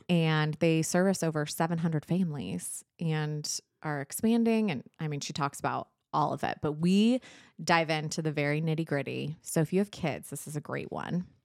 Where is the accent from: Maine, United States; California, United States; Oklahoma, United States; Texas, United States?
California, United States; San Diego; we grew up in San Diego